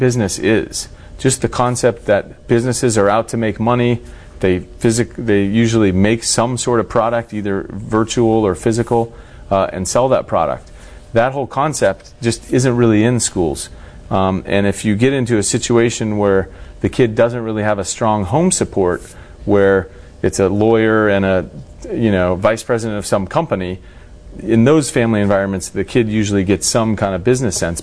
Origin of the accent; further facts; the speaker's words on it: Turlock, California, United States; also born or lived in Los Angeles; Where I grew up in Central California in a place called Turlock